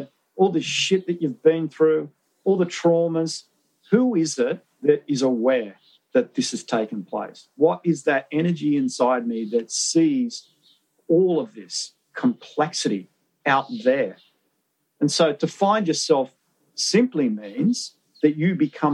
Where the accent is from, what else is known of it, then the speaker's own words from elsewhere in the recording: Wollongong, New South Wales, Australia; I grew up in Wollongong, which is an industrial town